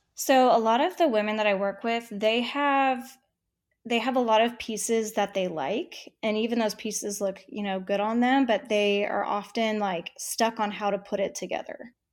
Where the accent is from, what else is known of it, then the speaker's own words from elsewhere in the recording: San Diego, California, United States; moved away as an adult; also born or lived in Texas / New York City; now in Houston, United States; I was born and raised in San Diego